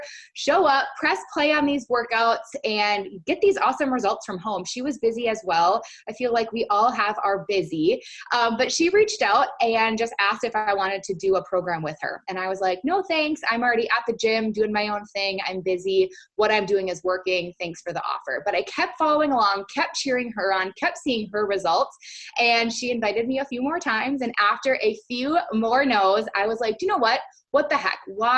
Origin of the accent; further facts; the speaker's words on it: St. Paul, Minnesota, United States; moved away as an adult; now in Northern California, United States; I was actually born and raised in St. Paul, Minnesota, and 2 years ago moved out to Northern California